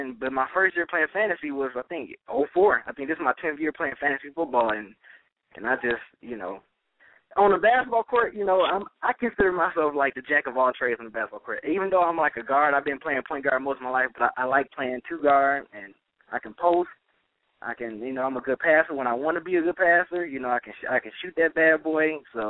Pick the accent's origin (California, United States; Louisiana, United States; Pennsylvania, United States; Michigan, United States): Michigan, United States; growing up in Michigan